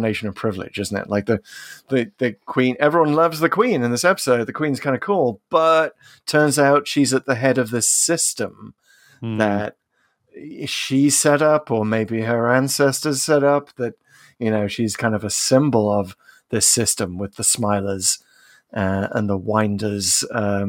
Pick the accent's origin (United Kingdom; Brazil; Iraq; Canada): United Kingdom; the resident Brit on Pull to Open